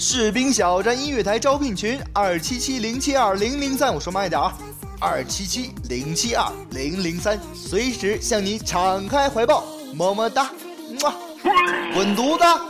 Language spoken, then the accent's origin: Chinese; Heilongjiang, China; 我老家黑龙江